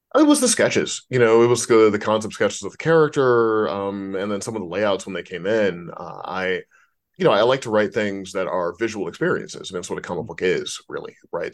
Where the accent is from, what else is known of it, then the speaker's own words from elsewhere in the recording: St. Louis, Missouri, United States; now in Los Angeles, United States; I'm from Saint Louis